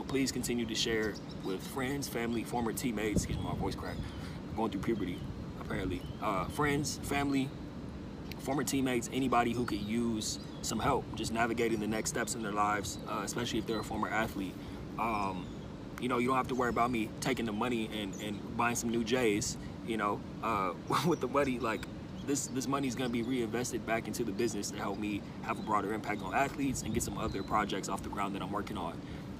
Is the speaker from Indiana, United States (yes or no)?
no; Pasadena, California, United States; born there; I was born in Pasadena in 1991.